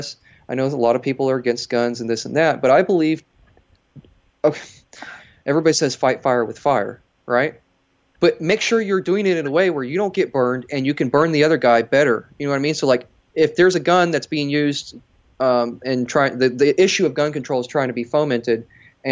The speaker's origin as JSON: {"language": "English", "region": "Texas", "country": "United States", "said": "as a Texan"}